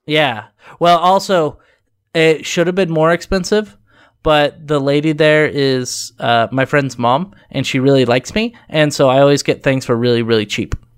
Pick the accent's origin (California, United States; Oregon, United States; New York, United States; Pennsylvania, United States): Oregon, United States; I'm from Oregon